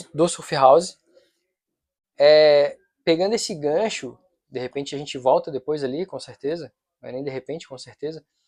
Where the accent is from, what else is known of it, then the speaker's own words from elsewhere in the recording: Florianópolis, Santa Catarina, Brazil; eu nasci em Floripa, sou mané da ilha